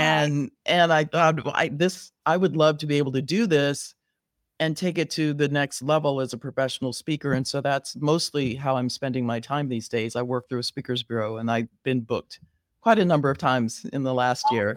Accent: Riverside, California, United States; moved away as an adult; now in Chicago, United States; I was born and raised in Southern California

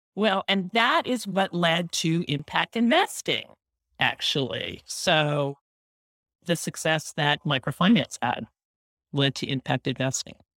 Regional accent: San Francisco Bay Area, California, United States; I grew up in the San Francisco Bay Area

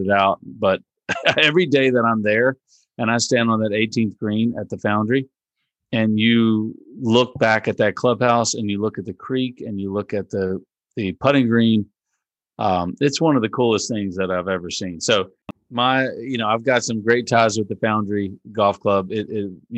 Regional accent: Richmond, Virginia, United States; we're from Richmond

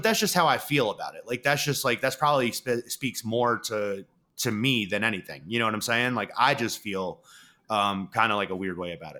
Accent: New York, United States; I'm from New York.

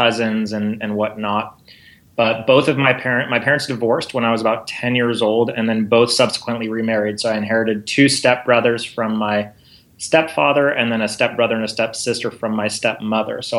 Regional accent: Los Angeles, California, United States; I was born and raised in the San Fernando Valley, which is just north of, which is part of Los Angeles.

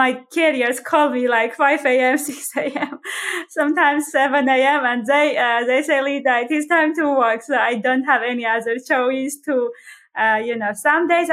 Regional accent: Armenia; moved away as an adult; now in Greenville, United States; I'm from Armenia

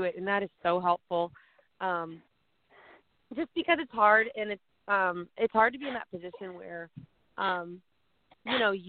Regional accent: Midwest, United States; I was from the Midwest

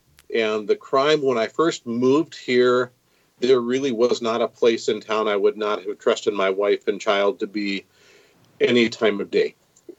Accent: Minneapolis, Minnesota, United States; born there; also born or lived in Grand Rapids / northern Illinois / central Washington State / central Oklahoma; Okay, I was born in Minneapolis, lived a couple places in Minnesota. My parents are both out of Grand Rapids, which is northern Minnesota, and lived up there for a while.

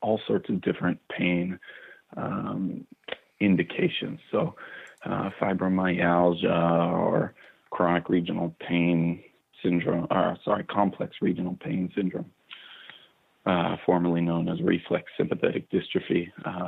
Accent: Pittsburgh, Pennsylvania, United States; moved away as an adult; also born or lived in Ohio / Long Island, New York; now in Tucson, United States; I was born in Pittsburgh, Pennsylvania, and I did my undergrad training in Ohio

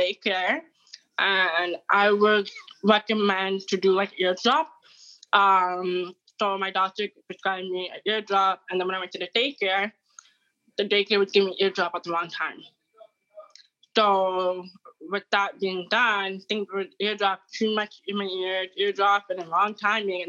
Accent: Toronto, Ontario, Canada; I'm from Canada, Toronto

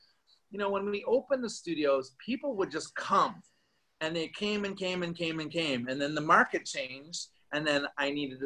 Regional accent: Vancouver, British Columbia, Canada; moved away as an adult; start teaching back in my hometown.

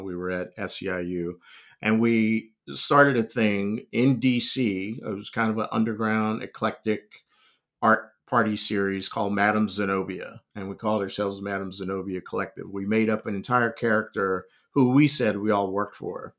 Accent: Raleigh, North Carolina, United States; moved away; also born or lived in Los Angeles; I was born in North Carolina, um, but, uh, you know, essentially, I grew up in, in Raleigh

